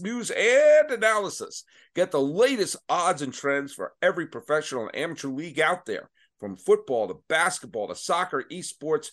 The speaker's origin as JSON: {"language": "English", "region": "New England", "country": "United States", "tie": "born or raised there", "moved": "yes", "said": "I grew up in New England during the late 70s and throughout the 80s before my family moved west"}